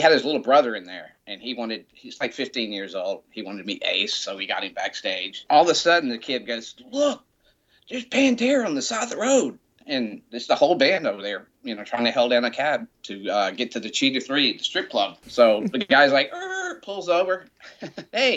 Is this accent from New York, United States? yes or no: no; Montgomery, Alabama, United States; moved away as an adult; also born or lived in Savannah, Georgia / Atlanta, Georgia; me being from little old Montgomery